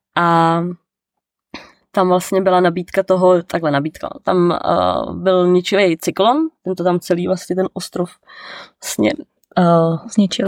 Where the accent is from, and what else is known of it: Czechia; moved away as an adult; also born or lived in New Zealand